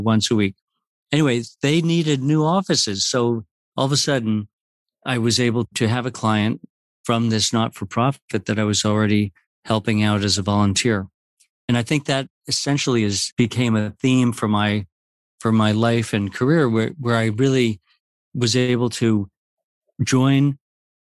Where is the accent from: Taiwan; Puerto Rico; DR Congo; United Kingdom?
Puerto Rico; now in New York, United States; growing up in Puerto Rico in a society where that sharing is the most important quality